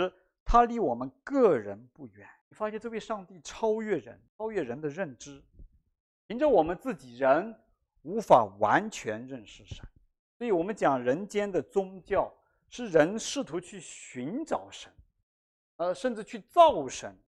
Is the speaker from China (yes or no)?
yes; China; 我们中国人的智慧有一句话叫做"信则有，不信则无"啊，就是这样的道理哈。